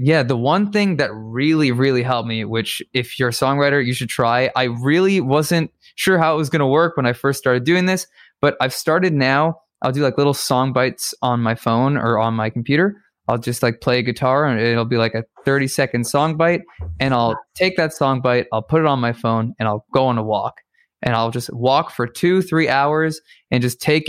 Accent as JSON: {"language": "English", "town": "Toronto", "region": "Ontario", "country": "Canada", "moved": "as an adult", "lives_now": "Boston, United States", "said": "I'm from Toronto"}